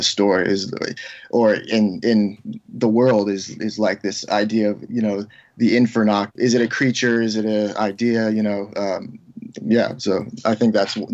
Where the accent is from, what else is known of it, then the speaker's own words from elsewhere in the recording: Seattle, Washington, United States; moved away; I grew up in Seattle on Queen Anne on top of the hill